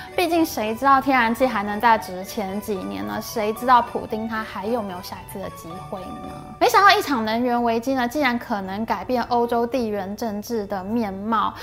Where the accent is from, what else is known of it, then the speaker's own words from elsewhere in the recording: Taiwan; 现在我们台湾的